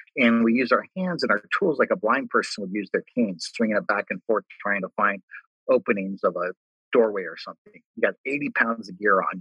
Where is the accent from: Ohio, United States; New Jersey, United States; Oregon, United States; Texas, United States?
Ohio, United States; Cincinnati; I grew up in Cincinnati, lived my entire life in Cincinnati